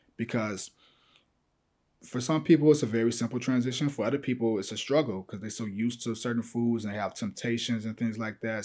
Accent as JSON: {"language": "English", "town": "Chicago", "region": "Illinois", "country": "United States", "said": "I'm from Chicago"}